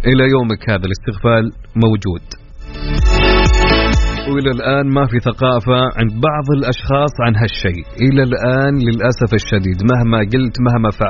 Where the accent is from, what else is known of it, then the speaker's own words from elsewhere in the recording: Jeddah, Makkah Province, Saudi Arabia; انا من جده من جده